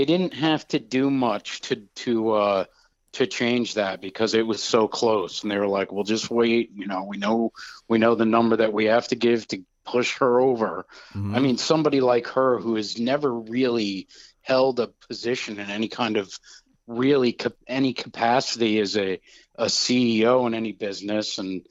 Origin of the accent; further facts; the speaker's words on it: New York, United States; moved away as an adult; in the state of New York, my hometown.